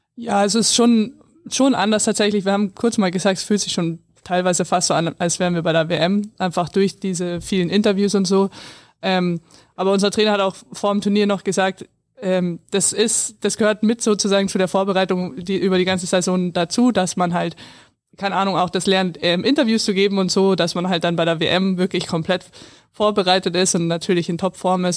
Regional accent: near Landshut, Bavaria, Germany; Es ist ja nah an meiner Heimat

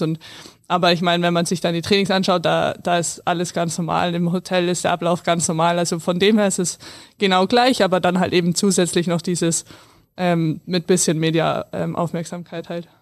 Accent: near Landshut, Bavaria, Germany; Es ist ja nah an meiner Heimat

